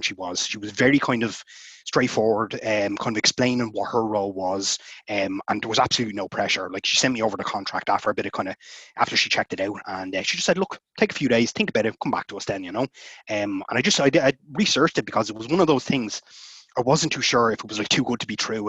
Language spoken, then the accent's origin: English; Ireland; also born or lived in Dublin; I'm an Irish author. I live in Dublin.